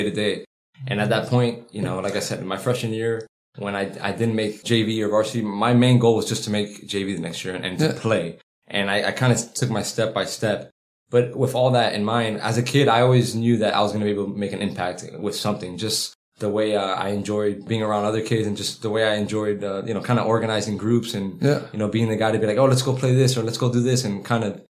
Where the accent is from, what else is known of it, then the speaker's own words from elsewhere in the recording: Miami, Florida, United States; growing up in Miami, it's a fast pace